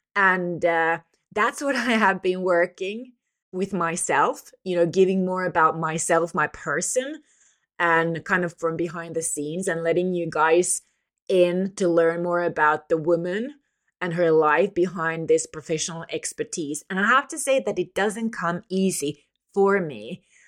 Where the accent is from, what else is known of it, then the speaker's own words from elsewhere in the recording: Finland; from Finland